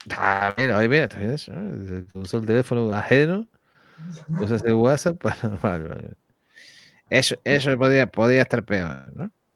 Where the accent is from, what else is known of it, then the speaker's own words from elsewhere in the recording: Canary Islands, Spain; nosotros somos canarios